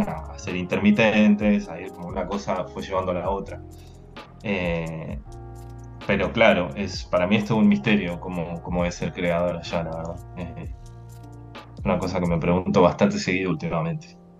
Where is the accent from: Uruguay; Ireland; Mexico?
Uruguay; moved away as an adult; also born or lived in Lyon, France / Toulouse, France; now in Barcelona, Spain; soy uruguayo